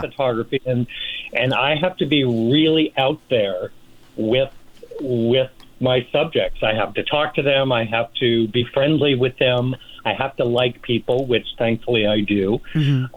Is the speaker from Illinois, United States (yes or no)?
no; Rochester, New York, United States; now in Palm Springs, United States; I'm from Rochester, New York originally, and my dad worked for Eastman Kodak for 35 years.